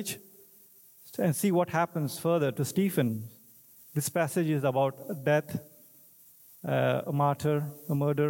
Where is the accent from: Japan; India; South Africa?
India; English is a second language; moved away; I'm from India